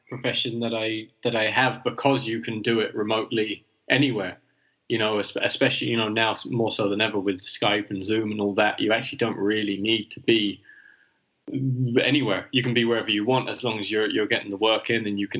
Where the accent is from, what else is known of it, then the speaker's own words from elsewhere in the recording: London, United Kingdom; moved away as an adult; also born or lived in County Mayo, Ireland; now in Madrid, Spain; I grew up in London